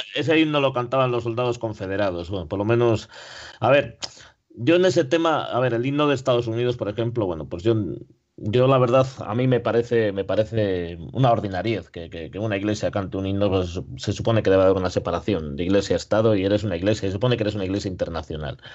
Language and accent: Spanish; Spain; also born or lived in Ponferrada; somos españoles